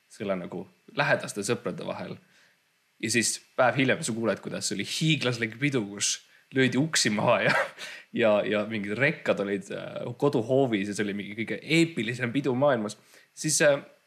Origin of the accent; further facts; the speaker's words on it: Estonia; me mõlemad kasvasime tegelikult üles Eestis